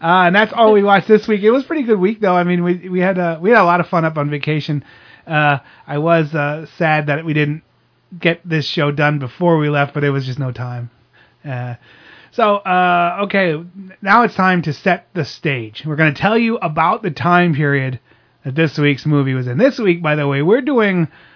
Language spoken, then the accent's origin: English; Pennsylvania, United States; we grew up in Pennsylvania.